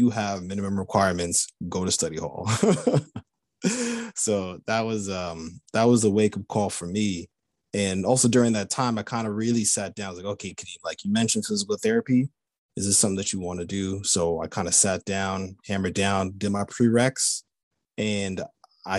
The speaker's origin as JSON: {"language": "English", "area": "Long Island", "region": "New York", "country": "United States", "tie": "born or raised there", "said": "I grew up in Long Island, New York"}